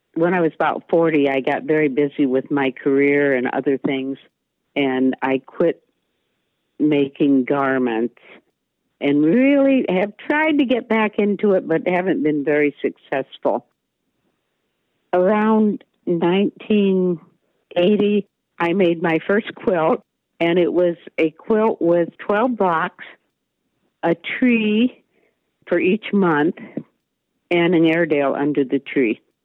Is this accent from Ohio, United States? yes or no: yes; Maumee, Ohio, United States; now in Waldo, United States; I was born and raised in Maumee, Ohio